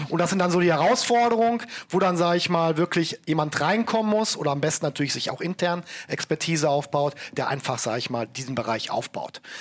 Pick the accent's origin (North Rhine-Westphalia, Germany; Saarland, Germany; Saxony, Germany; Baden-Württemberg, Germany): North Rhine-Westphalia, Germany; Bochum; Gerade in meiner Heimatstadt Bochum, ne, da, da wird gerade sehr viel auch gebaut, wird sehr viel errichtet.